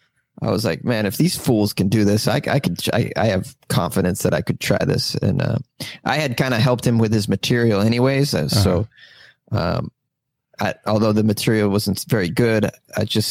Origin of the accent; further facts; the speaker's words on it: Massachusetts, United States; Oh, I'm from Massachusetts. I'm a masshole.